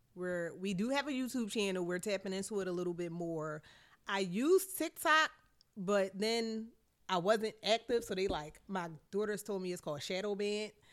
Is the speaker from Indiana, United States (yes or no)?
no; Philadelphia, Pennsylvania, United States; I'm from West Philly